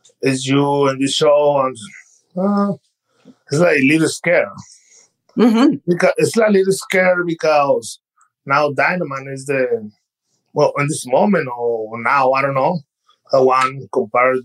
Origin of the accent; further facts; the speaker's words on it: Mexico; English is a second language; moved away as an adult; now in United States; I'm from Mexico